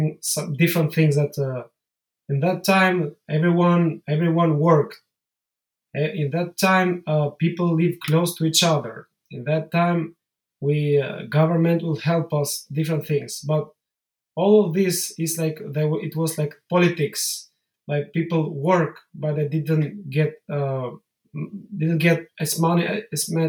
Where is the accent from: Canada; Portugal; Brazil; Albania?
Albania; I'm from Albania